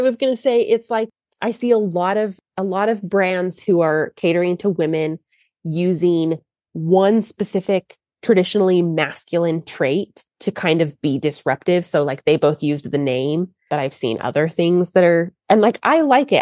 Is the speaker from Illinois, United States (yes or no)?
no; Texas, United States; I'm from Texas